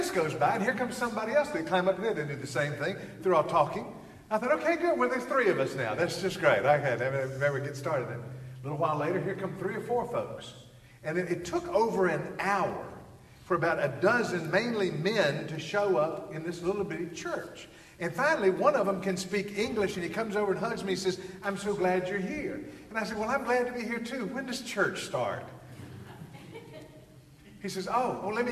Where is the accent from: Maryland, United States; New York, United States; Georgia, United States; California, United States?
Georgia, United States; I'm from Georgia